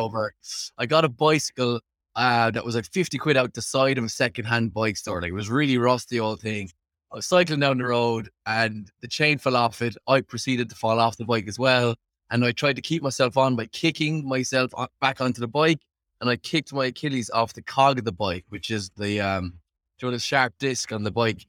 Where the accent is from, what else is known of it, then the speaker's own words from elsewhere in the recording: Limerick, Munster, Ireland; moved away as an adult; now in Dublin, Ireland; Born and raised in Limerick, Ireland.